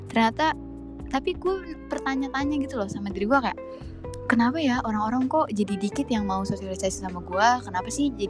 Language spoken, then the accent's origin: Indonesian; Java, Indonesia; gue ini orang Jawa by the way tapi gue cuma tahu uh, bahasanya itu west doang gitu